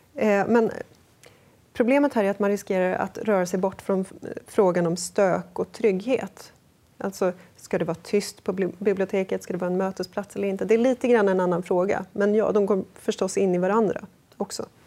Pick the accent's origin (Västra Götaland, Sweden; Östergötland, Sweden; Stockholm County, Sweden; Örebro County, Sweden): Stockholm County, Sweden; Sollentuna; jag växte upp i Sollentuna